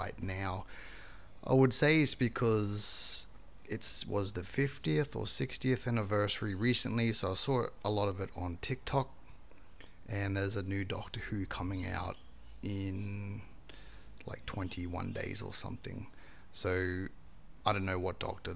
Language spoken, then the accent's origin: English; Brisbane, Queensland, Australia; I'm from Brisbane, Queensland, Australia